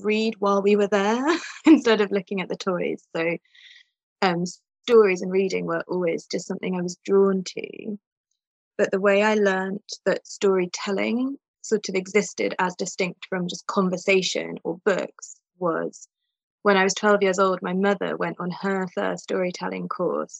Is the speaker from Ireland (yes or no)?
no; England, United Kingdom; also born or lived in Moscow, Russia; now in Austria; I grew up in England, but I live in Austria now